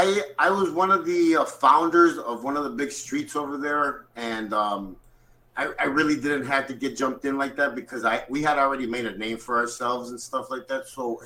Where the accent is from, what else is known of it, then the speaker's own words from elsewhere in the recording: Chicago, Illinois, United States; I grew up on the south side of Chicago. I was born and raised in Chicago. I'd spent a lot of time in Mexico because my family was very, very, close to our roots. So every summer I got sent to Mexico.